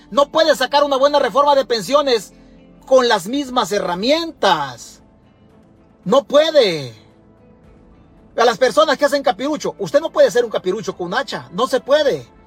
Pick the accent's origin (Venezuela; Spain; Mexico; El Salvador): El Salvador; Nosotros en El Salvador